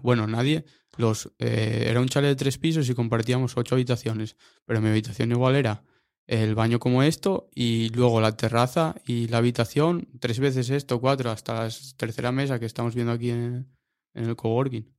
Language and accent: Spanish; Mieres, Asturias, Spain; yo soy de Mieres, Mieres. Nací allí, vivo allí, de momento